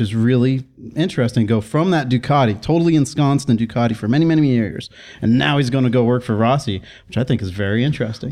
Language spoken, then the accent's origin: English; College Station, Texas, United States; now in Portland, United States; Texas World Speedway, which is in my hometown